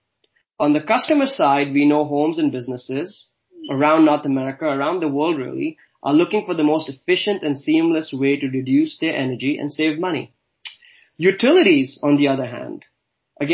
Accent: Dubai, United Arab Emirates; moved away as an adult; also born or lived in Pune, India / Halifax, Canada / Calgary, Canada / Amsterdam, Netherlands; now in Toronto, Canada; I was born in India, in a place called Pune. I grew up in Dubai, studied and worked all across Canada

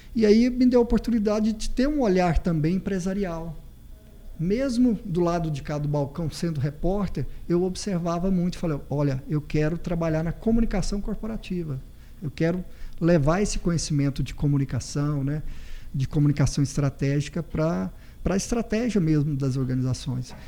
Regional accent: Ouvidor, Goiás, Brazil; also born or lived in Uberlândia; now in Goiânia, Brazil; sou goiano, sou da cidade de Ouvidor

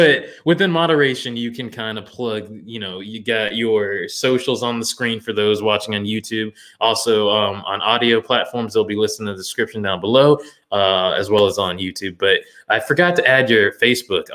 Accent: Orlando, Florida, United States; growing up in Florida

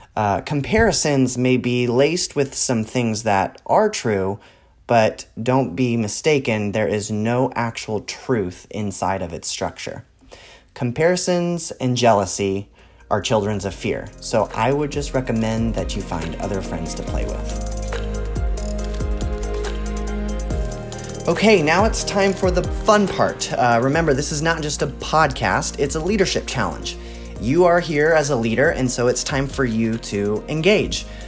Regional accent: Texas, United States; I grew up in Texas

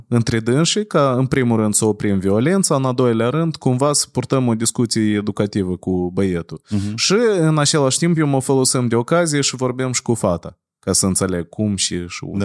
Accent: Chișinău, Moldova; noi întotdeauna crescând în Chișinău

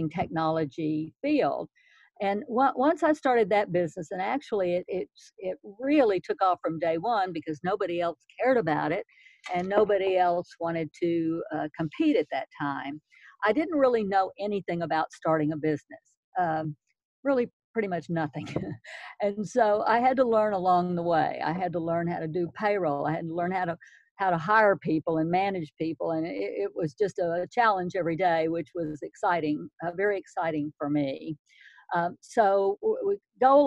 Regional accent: Houston, Texas, United States; also born or lived in Dallas, Texas; I was born in Houston, Texas, and I grew up there

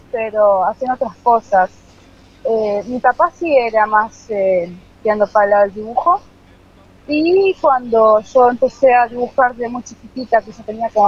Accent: Florencio Varela, Buenos Aires Province, Argentina; De Ingeniero de la Carolina, de muy, muy, muy lejano.

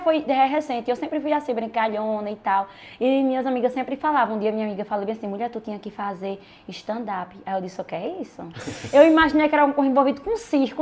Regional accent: Ouricuri, Pernambuco, Brazil; also born or lived in Juazeiro; a minha cidade natal é Uricuri, Pernambuco

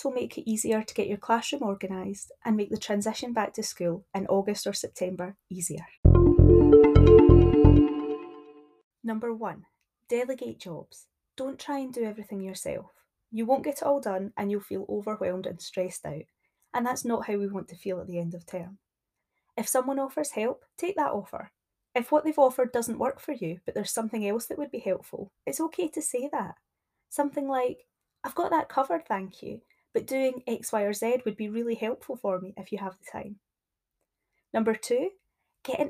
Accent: Scotland, United Kingdom

